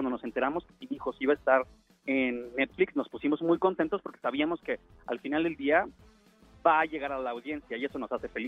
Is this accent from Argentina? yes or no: no; Mexico; born there; yo nací en México y soy mexicano y ya